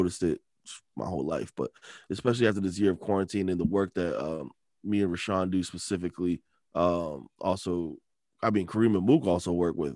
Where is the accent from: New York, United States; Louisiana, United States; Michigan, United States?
Michigan, United States; Detroit; moved away; I'm back in my home state, the D, Detroit.